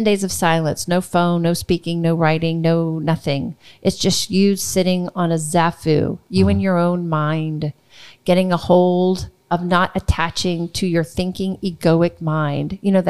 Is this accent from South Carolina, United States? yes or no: no; New Orleans, Louisiana, United States; I said, I'm from New Orleans. I've just lost everything.